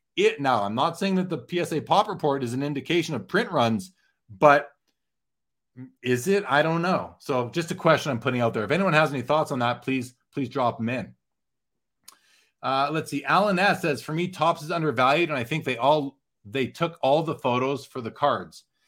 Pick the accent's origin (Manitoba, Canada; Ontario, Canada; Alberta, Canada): Manitoba, Canada; Winnipeg; I grew up in Winnipeg.